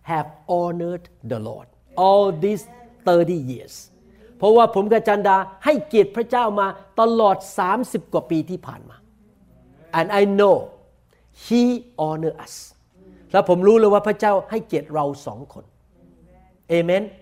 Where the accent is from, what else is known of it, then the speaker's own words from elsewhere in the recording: Thailand; accent: Thai; now in United States; but I am American citizen by position แต่โดยตำแหน่งผมเป็นชาวอเมริกัน I still speak English with accent I cannot speak like American people I have accent Thai accent